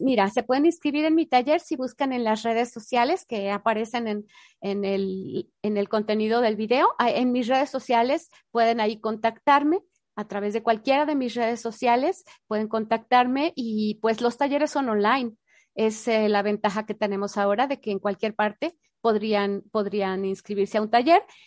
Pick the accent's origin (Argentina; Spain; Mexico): Mexico; yo soy mexicana